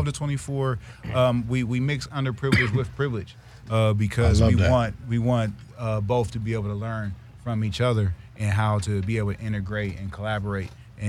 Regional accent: Columbus, Ohio, United States; moved away as an adult; now in Los Angeles, United States; I'm from Columbus, Ohio, Midwest area.

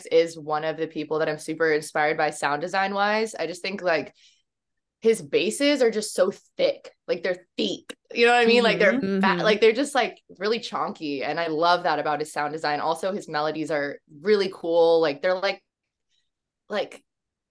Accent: Virginia, United States; now in Los Angeles, United States; I live in LA, but right now I'm in Virginia, which is my hometown with my parents

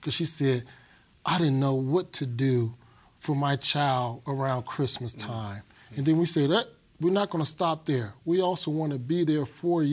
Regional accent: Chicago, Illinois, United States; moved away as an adult; now in Colorado, United States; I was born and raised in Chicago, Illinois.

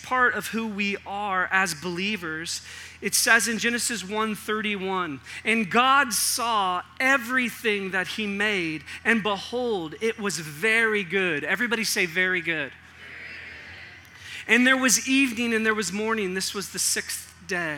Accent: Northern California, United States; moved away; I came from Northern California

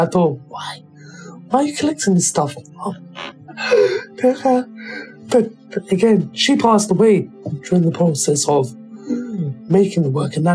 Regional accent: United Kingdom; growing up as a British black person

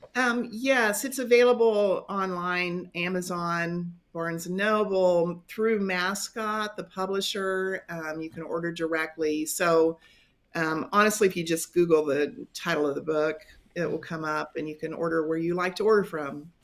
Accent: western Kansas, United States; now in North Newton, United States; I grew up in a little tiny town in the western part of the state, not too far from the Colorado border.

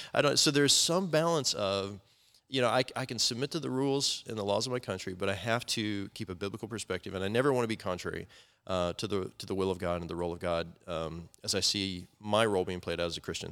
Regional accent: United States; I love being American

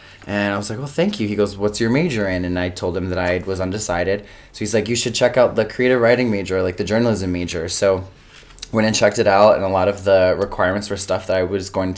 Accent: New York City, New York, United States; also born or lived in Manhattan; I was born in Beth Israel, but I grew up in Astoria, Queens

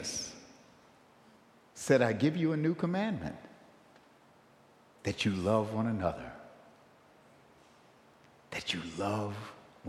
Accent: Buffalo, New York, United States; I grew up in St. Philip's Church. St. Philip's Church in Buffalo, New York, many years ago.

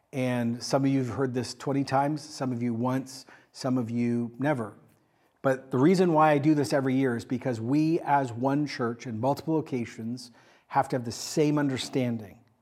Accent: Canada; I am a Canadian.

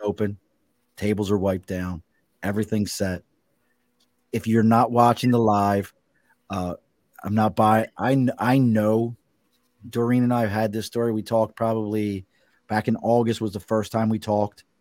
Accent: Baltimore, Maryland, United States; accent: Baltimore; now in New York City, United States; I grew up in Baltimore

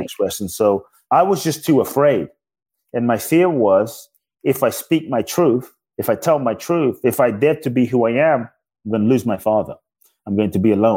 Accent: London, United Kingdom; moved away as an adult; also born or lived in Ghana; now in United States; I was born in Ghana, West Africa. My father's from Ghana. My mother's Japanese. I grew up in London. I live in the U.S. now since I was 18 and a half

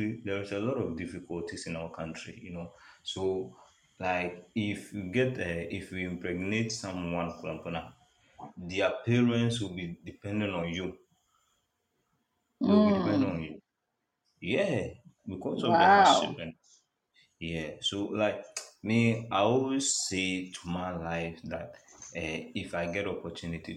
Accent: Ghana; I'm from Ghana

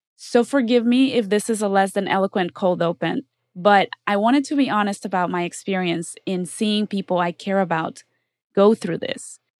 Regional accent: Mexico; now in Los Angeles, United States; I'm from Mexico.

